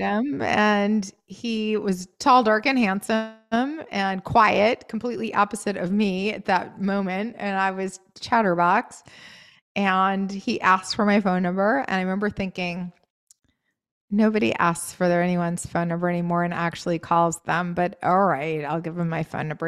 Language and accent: English; New England, United States; moved away; also born or lived in Maine; I grew up in New England